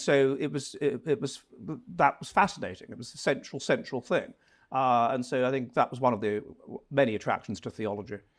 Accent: Wimbledon, London, United Kingdom; moved away as an adult; now in Finland; Originally from, um, Wimbledon, um, so j, sort of the su, area around there

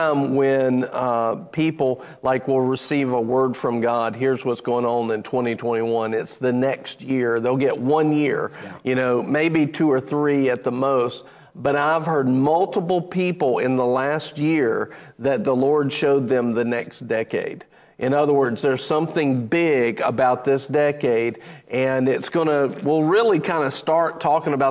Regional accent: United States; I'm American

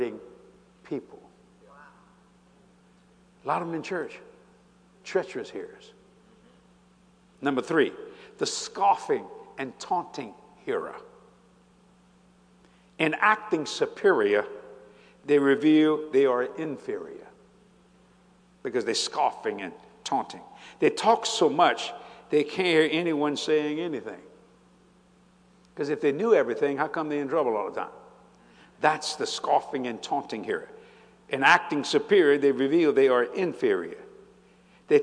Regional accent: New Orleans, Louisiana, United States; I was raised on the streets of New Orleans

